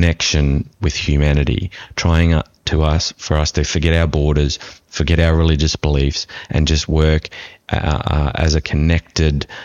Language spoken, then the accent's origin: English; Australia; having being an Australian